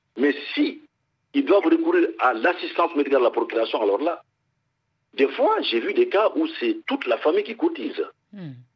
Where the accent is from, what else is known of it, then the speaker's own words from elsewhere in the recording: Mali; chez nous au Mali